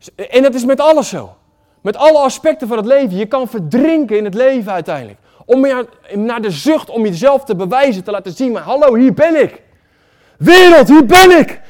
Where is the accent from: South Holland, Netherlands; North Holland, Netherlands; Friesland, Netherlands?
South Holland, Netherlands; Waddinxveen; Ik kom uit Wanningsveen